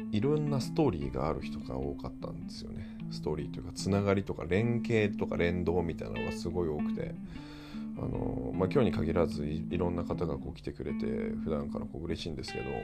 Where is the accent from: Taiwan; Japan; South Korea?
Japan; Akita; 僕、地元秋田なんですけど